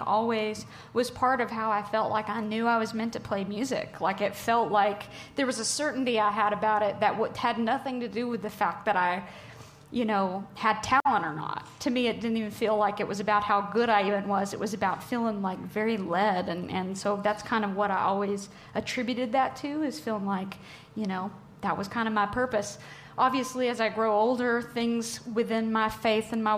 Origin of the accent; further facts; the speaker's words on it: Tennessee, United States; growing up in Tennessee, music is just such a way of life for so many people.